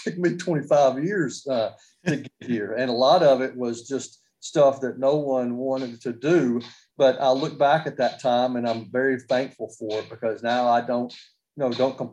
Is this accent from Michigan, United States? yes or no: no; Nashville, Tennessee, United States; I grew up in Nashville